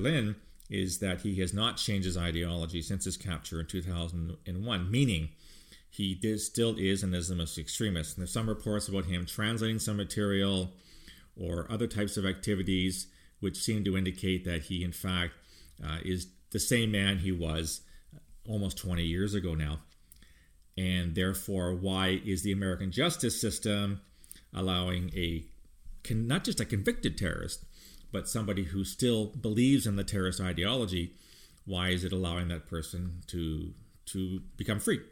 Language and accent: English; Canada; speaking as a Canadian